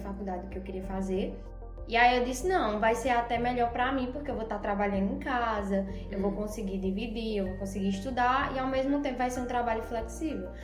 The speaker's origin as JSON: {"language": "Portuguese", "town": "Serra Talhada", "region": "Pernambuco", "country": "Brazil", "tie": "born or raised there", "also_born_or_lived": "São Paulo", "said": "eu também nasci em São Paulo, só que eu sou completamente nordestina, porque com meus quatro meses de nascido, a gente veio para a Serra. E aí, desde então, moramos aqui em Serra Talhada"}